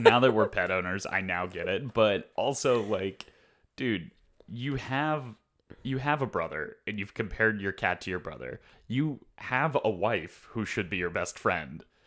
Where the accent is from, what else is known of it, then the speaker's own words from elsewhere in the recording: Northeast, United States; I've always pronounced it menagerie, but I think that's because I'm from the Northeast